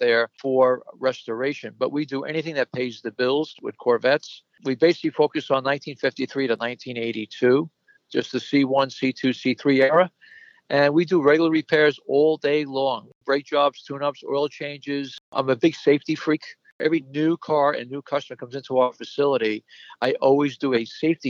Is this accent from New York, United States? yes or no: yes; New York City, New York, United States; now in Valley Stream, United States; I was born and raised in the Bronx, and I moved to Long Island in 1959